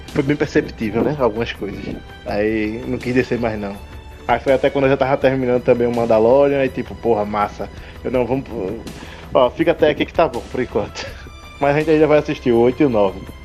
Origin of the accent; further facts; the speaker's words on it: Recife, Pernambuco, Brazil; tenho 29 anos, sou de Recife